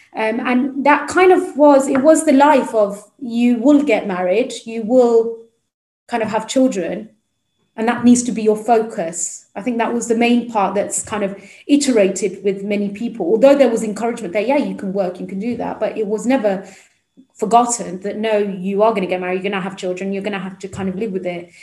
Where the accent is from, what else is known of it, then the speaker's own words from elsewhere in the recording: Midlands, United Kingdom; I come from the Midlands itself, so although I'm in London today, um, so originally I'm from the Midlands. Um, I went to like an inner city school